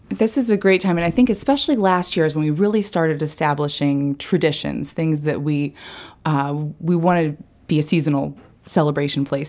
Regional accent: Falmouth, Maine, United States; also born or lived in New York; I'm from Falmouth originally

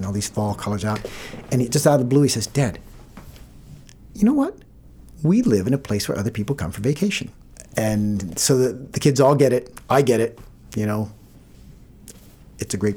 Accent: Maine, United States; also born or lived in West Virginia; when we came to Maine, we came from West Virginia

